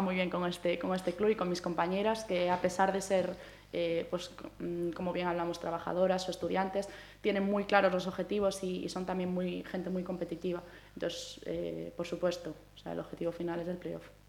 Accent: Santiago de Compostela, Galicia, Spain; yo soy una chica gallega, ¿no? Soy de Santiago

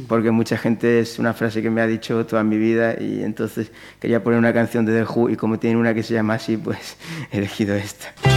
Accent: Pontevedra, Galicia, Spain; moved away as an adult; yo soy de aquí, de Pontevedra, de toda la vida y salvo años sueltos eh, por circunstancias puntuales, pues he vivido aquí toda mi vida hasta hace muy poquito que, me he ido

